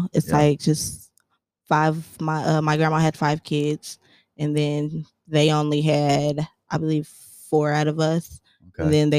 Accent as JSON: {"language": "English", "town": "Kansas City", "region": "Missouri", "country": "United States", "said": "I'm from Kansas City, Missouri. 27."}